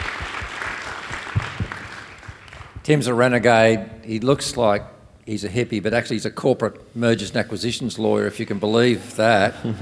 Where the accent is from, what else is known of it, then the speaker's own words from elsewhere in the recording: Australia; I'm from Australia.